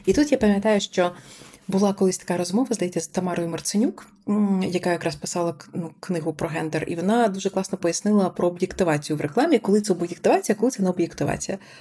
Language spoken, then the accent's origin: Ukrainian; Sumy Oblast, Ukraine; я з Сумщини